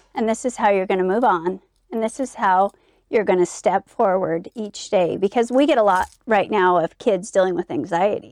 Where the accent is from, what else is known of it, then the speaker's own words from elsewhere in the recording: Eden, Utah, United States; growing up in Eden was idyllic